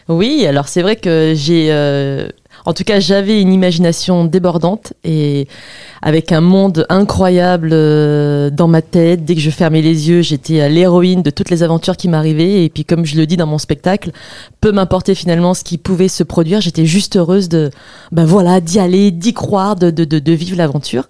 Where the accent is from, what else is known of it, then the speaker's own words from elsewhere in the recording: the South, southern France, France; now in Paris, France; moi, je viens du Sud